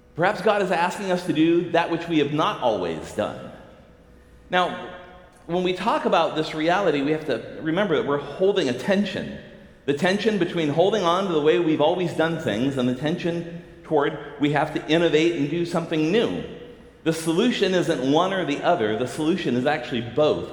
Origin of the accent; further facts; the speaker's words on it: Southern California, United States; now in Seattle, United States; I grew up in Southern California in the 70s and 80s